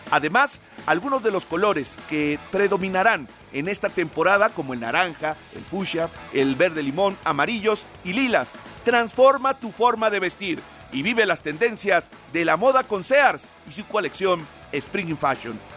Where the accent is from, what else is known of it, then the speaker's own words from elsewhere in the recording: Ecatepec, State of Mexico, Mexico; de Catepec.